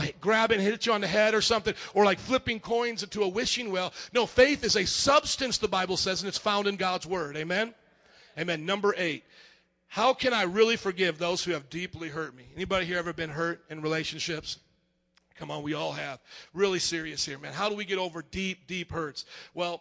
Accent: Fort Wayne, Indiana, United States; born or raised there

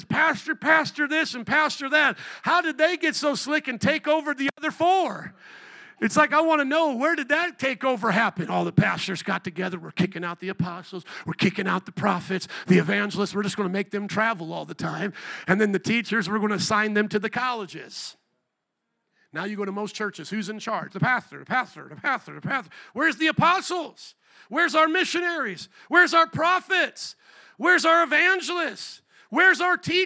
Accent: Indiana, United States; moved away as an adult; also born or lived in New Orleans; now in Chicago, United States; I was born and raised in Indiana. I came to you via the calling of God through New Orleans. Indiana for about 18 years, New Orleans for about 8 years, and then here for now about 20 years.

